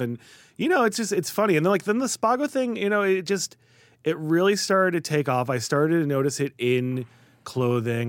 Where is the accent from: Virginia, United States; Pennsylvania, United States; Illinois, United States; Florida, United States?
Illinois, United States; Skokie; moved away; also born or lived in New York; I was born in Skokie, and, you know, my, my earliest memories in Chicago are Skokie